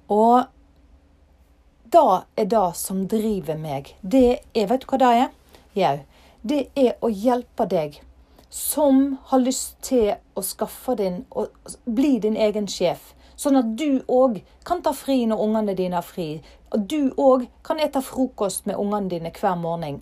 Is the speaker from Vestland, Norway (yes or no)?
yes; Ytre Fosse, near Alversund, Bergen, Vestland, Norway; fra heimplassen min, Ytrefosse. Og her finner jeg roen. Her har jeg familien min, og her har jeg røttene mine